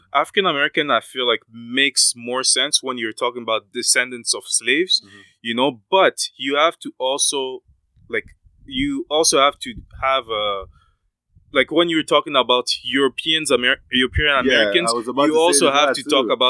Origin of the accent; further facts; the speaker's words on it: Canada; like myself, I'm a Canadian, you know, like I'm a Canadian.